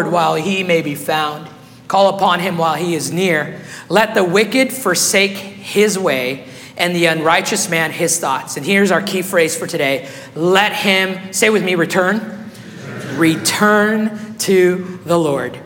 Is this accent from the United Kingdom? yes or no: no; Guatemala; English is a second language; now in Meridian, Idaho, United States; when I was 8 years old, my family, we were living in Guatemala